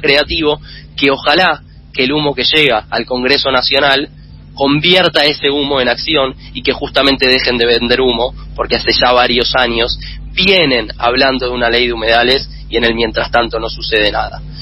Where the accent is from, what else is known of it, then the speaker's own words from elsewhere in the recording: Argentina; nuestro país